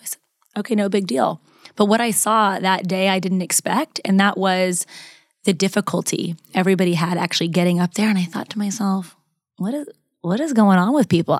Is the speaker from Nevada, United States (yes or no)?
yes; Las Vegas, Nevada, United States; moved away as an adult; now in Los Angeles, United States; I was actually born and raised in Las Vegas